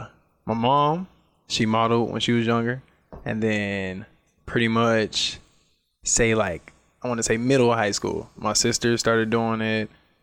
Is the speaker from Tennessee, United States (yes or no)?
no; Atlanta, Georgia, United States; moved away as an adult; now in Las Vegas, United States; I'm from Atlanta. I moved here 5 years ago.